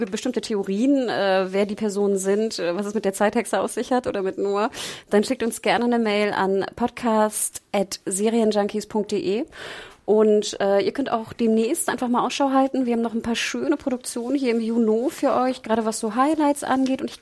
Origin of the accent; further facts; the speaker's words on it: Northern Germany, Germany; Wir kommen, wir kommen, ja aus dem Norden und ich fand ja sehr schön, dass er so einen so Nordparker anhatte.